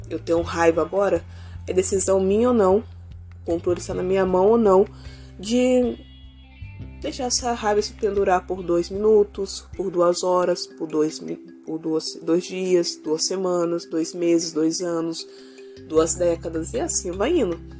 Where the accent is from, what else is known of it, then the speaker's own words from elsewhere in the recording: Vila Velha, Espírito Santo, Brazil; não sei aonde você mora, mas pelo menos aonde eu moro, eu sou de Vila Velha, Espírito Santo, foi um caos.